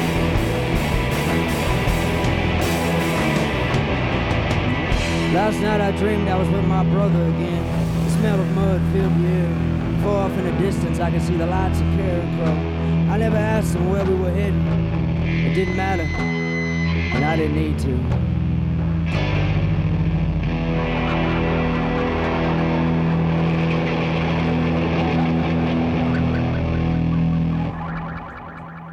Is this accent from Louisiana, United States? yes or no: yes; Southern Louisiana, United States; I grew up in Southern Louisiana